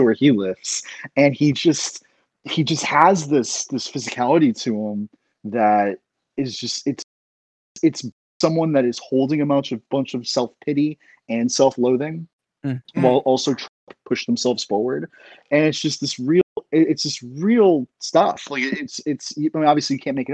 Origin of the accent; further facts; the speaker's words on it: Central Florida, United States; moved away; also born or lived in Central Texas; I'm originally from Central Florida and then moved to Texas, Central Texas